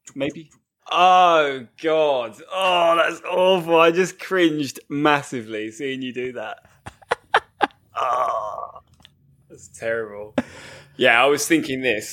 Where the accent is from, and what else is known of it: England, United Kingdom